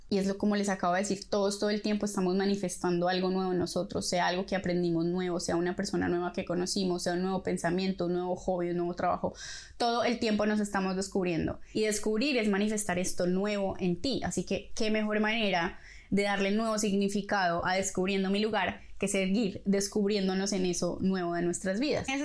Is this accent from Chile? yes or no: no; Colombia; moved away as an adult; also born or lived in Medellín; now in Buenos Aires, Argentina; soy colombiana, viví y crecí en muchos lados de mi país, pero nací en Medellín. Tengo 30 años y estudié comunicación social